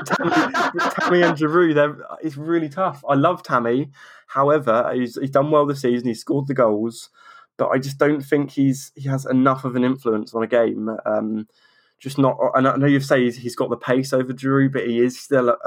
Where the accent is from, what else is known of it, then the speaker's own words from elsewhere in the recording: Norwich, East of England, United Kingdom; I'm from Norwich